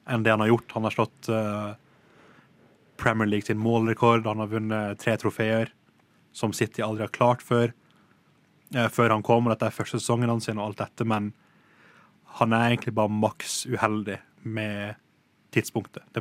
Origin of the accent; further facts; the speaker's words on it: Norway; jeg er fra Norge